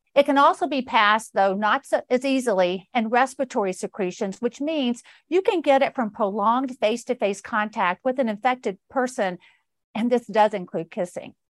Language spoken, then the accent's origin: English; Georgia, United States; my home state of Georgia